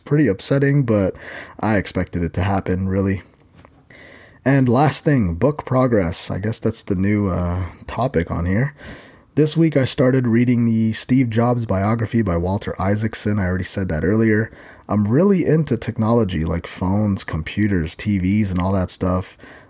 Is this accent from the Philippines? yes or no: yes; Philippines; And being Filipino, I basically eat rice for every meal.